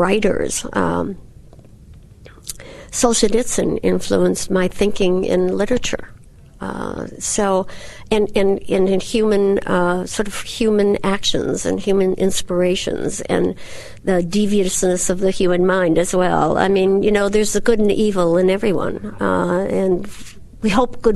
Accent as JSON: {"language": "English", "region": "Wisconsin", "country": "United States", "said": "I'm from Wisconsin."}